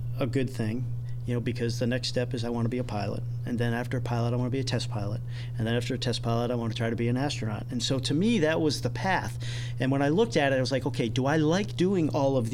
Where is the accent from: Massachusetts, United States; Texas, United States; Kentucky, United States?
Massachusetts, United States; Randolph; moved away as an adult; also born or lived in Attleboro, Massachusetts / Bangor, Maine; I was pretty much Massachusetts. I was born in Attleboro, Massachusetts